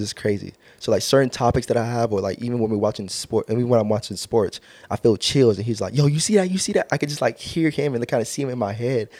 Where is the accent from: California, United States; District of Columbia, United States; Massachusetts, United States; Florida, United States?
California, United States; Long Beach; Born and raised in Long Beach. I've been in Long Beach all my life